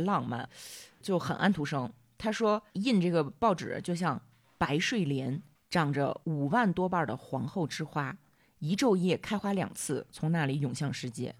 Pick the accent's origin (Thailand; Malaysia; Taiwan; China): China; 我们中国人